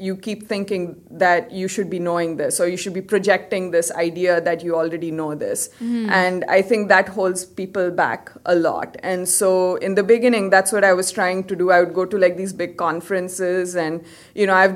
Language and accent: English; Karnataka, India; moved away; I'm from Karnataka, so I speak Kannada. I had to learn it in school, reading, writing